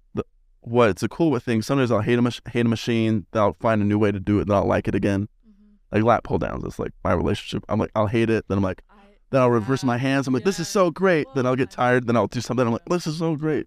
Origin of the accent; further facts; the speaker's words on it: Salt Lake City, Utah, United States; moved away as an adult; I'm from Salt Lake